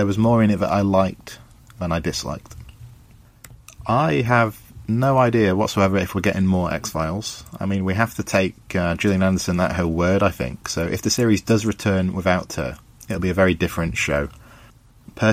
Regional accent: England, United Kingdom; I'm from England in the UK

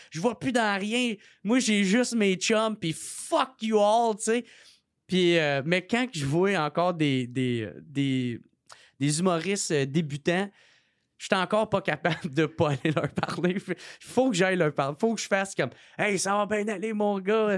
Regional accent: Gatineau, Quebec, Canada; moved away; je venais de Gatineau

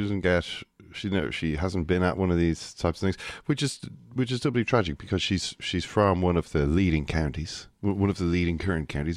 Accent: Ireland; I'm an Irishman

